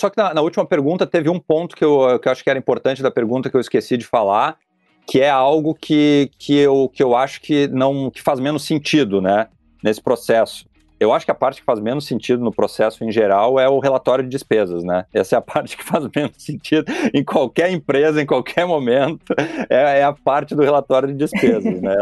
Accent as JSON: {"language": "Portuguese", "town": "Taquara", "region": "Rio Grande do Sul", "country": "Brazil", "tie": "born or raised there", "also_born_or_lived": "São Paulo / Portland, United States", "accent": "gauchês", "moved": "as an adult", "said": "retornei à minha cidade natal, né, eu, te, eu, moro em Taquara"}